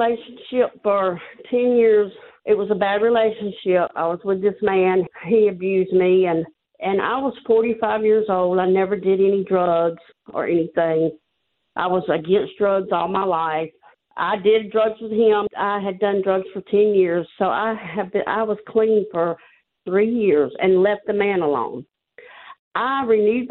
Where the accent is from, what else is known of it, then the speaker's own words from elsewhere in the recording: Georgia, United States; I'm from Georgia